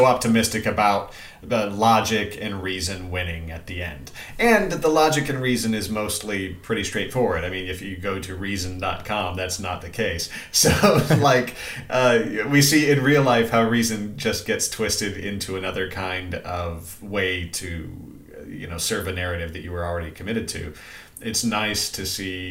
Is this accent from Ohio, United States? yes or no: no; Missouri, United States; accent: Missouri; moved away; the older I get, the more of my Missouri comes right back out